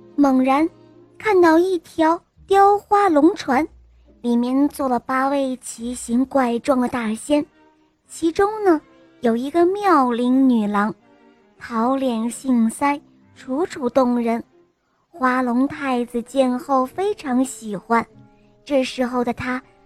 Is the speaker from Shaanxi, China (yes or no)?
no; Wuhu, Anhui, China; ，今年我五岁了，我来自安徽省芜湖市。